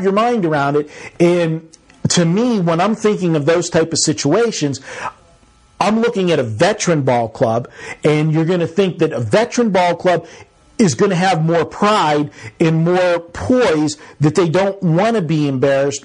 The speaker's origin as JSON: {"language": "English", "town": "Pittsburgh", "region": "Pennsylvania", "country": "United States", "tie": "born or raised there", "moved": "yes", "lives_now": "Las Vegas, United States", "said": "I grew up in Pittsburgh"}